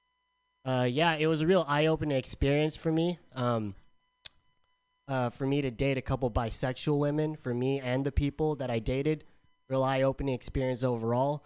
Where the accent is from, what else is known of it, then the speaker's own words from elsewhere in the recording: San Diego, California, United States; moved away; I'm from San Diego.